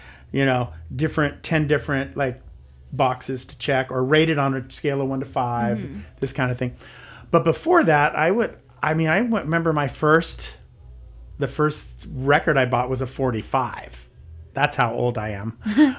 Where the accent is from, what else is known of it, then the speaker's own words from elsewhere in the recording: San Francisco, California, United States; So I'm from San Francisco. It's not like I've never seen a drag queen before or anything